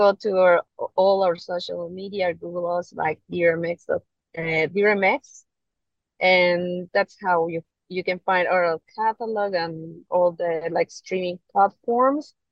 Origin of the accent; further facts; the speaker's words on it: Mexico; English is a second language; moved away as an adult; now in Hong Kong; we are from Mexico